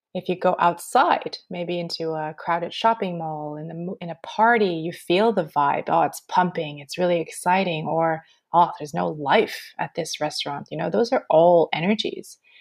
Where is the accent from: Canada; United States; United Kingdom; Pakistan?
Canada; Montreal, Quebec; moved away as an adult; now in Australia; I'm born and raised in Montreal